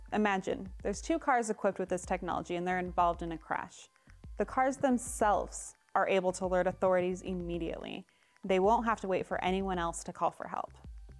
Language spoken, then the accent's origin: English; Salt Lake City, Utah, United States; my hometown of Salt Lake City, Utah.